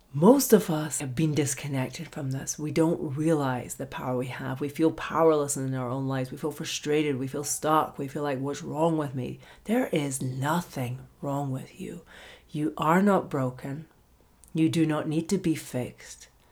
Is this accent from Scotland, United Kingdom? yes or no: yes; Scotland, United Kingdom; moved away; I'm from Scotland originally